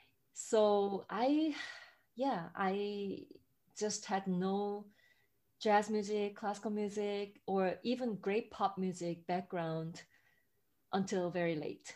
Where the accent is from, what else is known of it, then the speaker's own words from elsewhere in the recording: South Korea; moved away as an adult; also born or lived in Boston; now in New York City, United States; I grew up in South Korea, which has barely like any jazz music